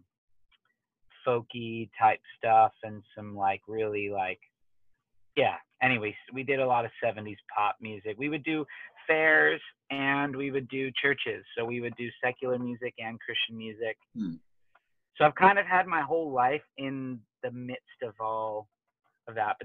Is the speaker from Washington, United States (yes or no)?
yes; Tacoma, Washington, United States; I grew up in Tacoma.